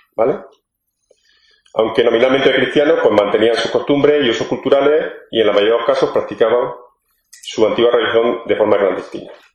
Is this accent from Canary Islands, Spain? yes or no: no; Granada, Andalusia, Spain; moved away; soy granadino en el exilio